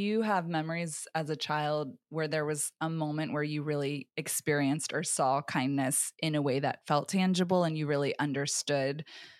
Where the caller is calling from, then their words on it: St. Petersburg, Florida, United States; St. Petersburg.